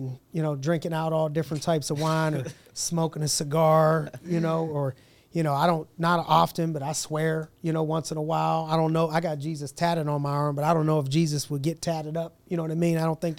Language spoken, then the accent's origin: English; Youngstown, Ohio, United States; I'm from Youngstown. You know what I mean? My dude was from Nazareth. So I was from the Yo.